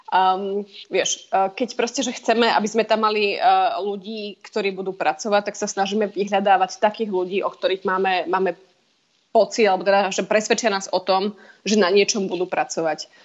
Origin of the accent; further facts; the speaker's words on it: Slovakia; moved away as an adult; ja som samozrejme prišla zo Slovenska a teda pre mňa vidieť e, ľudí na ulici so zbraniami